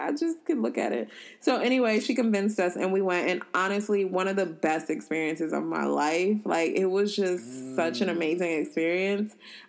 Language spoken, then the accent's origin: English; Uganda; So I'm from Uganda, which is the source of the Nile.